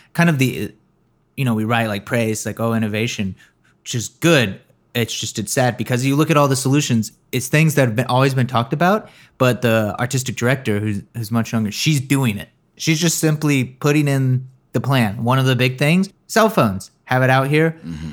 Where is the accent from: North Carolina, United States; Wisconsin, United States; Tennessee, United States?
North Carolina, United States; growing up in North Carolina